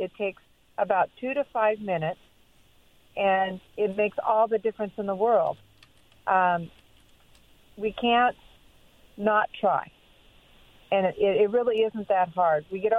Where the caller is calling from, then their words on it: Pasco, Washington, United States; This is … from Pasco